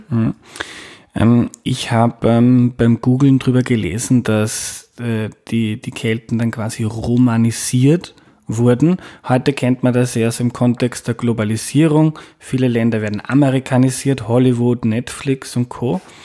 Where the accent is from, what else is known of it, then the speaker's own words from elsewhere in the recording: Austria; ich bin Österreicher